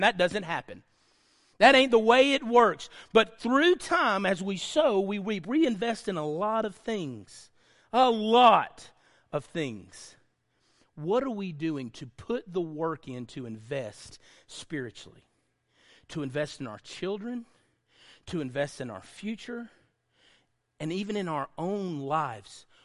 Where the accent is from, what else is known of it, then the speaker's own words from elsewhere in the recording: Lickskillet, Alabama, United States; growing up in Lickskill, Alabama